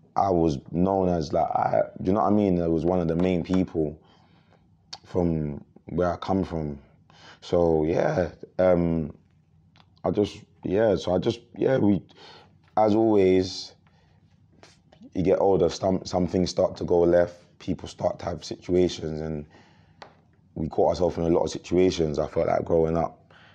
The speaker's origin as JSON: {"language": "English", "town": "Croydon", "region": "London", "country": "United Kingdom", "said": "we come from Croydon"}